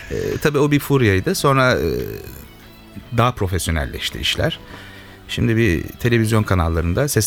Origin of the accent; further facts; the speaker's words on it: İzmit, Kocaeli, Turkey; bir İzmitli olarak bunu tercih ettim.